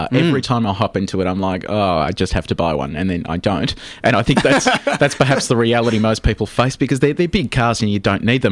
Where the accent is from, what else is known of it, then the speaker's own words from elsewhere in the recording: Geelong, Victoria, Australia; I'm from Geelong